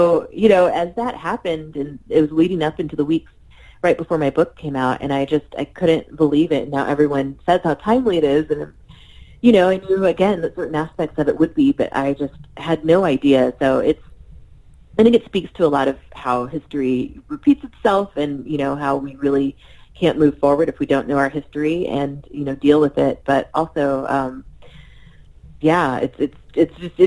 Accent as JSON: {"language": "English", "region": "Missouri", "country": "United States", "tie": "born or raised there", "said": "I was raised in Missouri"}